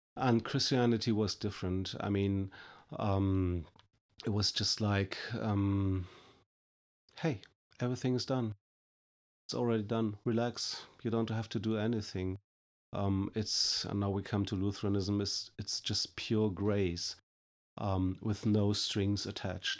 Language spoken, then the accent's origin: English; Germany; I'm coming from Germany.